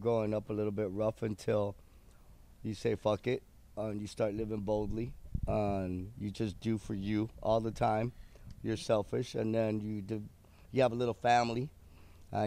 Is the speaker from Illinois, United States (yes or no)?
no; Mission, Texas, United States; I grew up in South Texas. I grew up in Mission, Texas